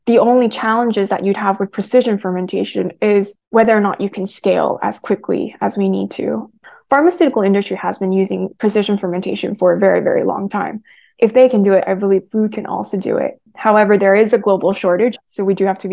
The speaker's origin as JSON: {"language": "English", "country": "United States", "said": "I'm Korean American"}